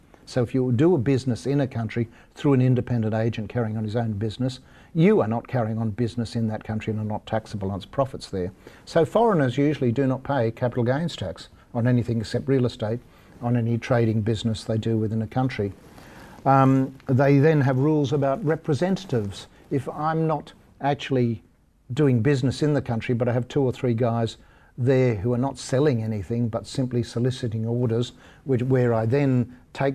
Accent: Ireland; They helped start the demise of the British Empire, and I'm Irish.

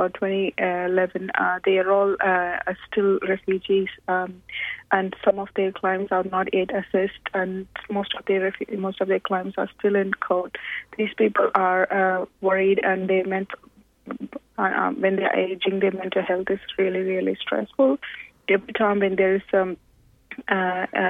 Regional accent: India; moved away as an adult; now in Australia; I'm born in a refugee camp in India. I, with my brother, we lived there around 20 years and moved to Australia.

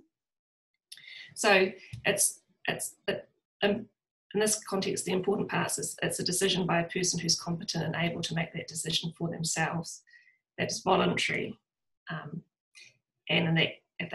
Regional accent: New Zealand; accent: New Zealand; also born or lived in Dunedin, New Zealand / London, United Kingdom; I am obviously a New Zealander, you'll pick that up from my accent

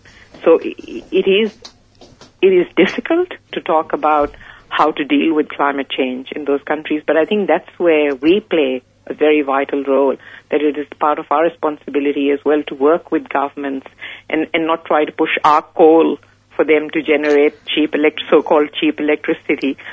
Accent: Pakistan; moved away; I come from Pakistan originally. That's where I grew up.

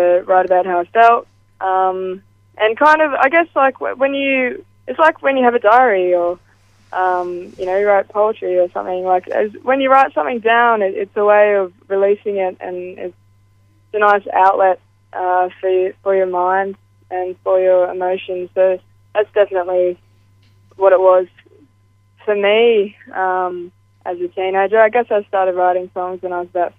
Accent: Grafton, New South Wales, Australia; I come from Grafton, Northern New South Wales, and it was brought to my attention over the last year or so that Grafton, or the surrounding areas of Grafton, the Clarence Valley, we actually have one of the highest youth suicide rates in the country. And that's a very shocking, it was a very shocking thing for me to find out, having grown up there

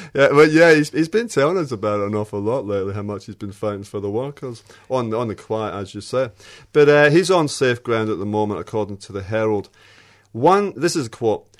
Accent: Australia; as an Australian

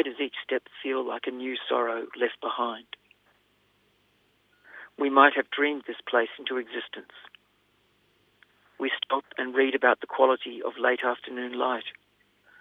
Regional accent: Australia; as an Australian

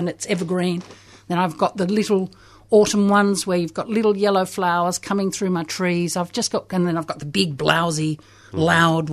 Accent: Australia; moved away as an adult; also born or lived in London, United Kingdom

